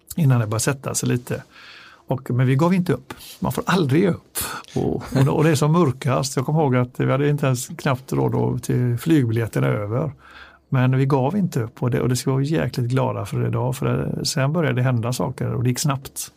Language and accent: Swedish; Gothenburg, Västra Götaland, Sweden; Jag är från Göteborg själv